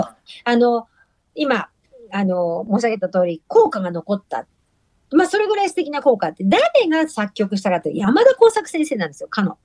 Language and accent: Japanese; Tokyo, Japan; 港区立日野町小学校という小学校の公立なんですけど、はい、出身